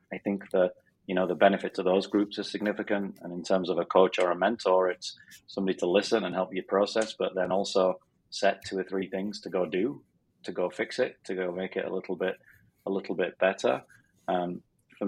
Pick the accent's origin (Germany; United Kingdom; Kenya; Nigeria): United Kingdom; Sheffield, Yorkshire and the Humber; moved away as an adult; also born or lived in Philadelphia; now in Arizona, United States; I'm from Sheffield in Northern England. So I still have the strange accent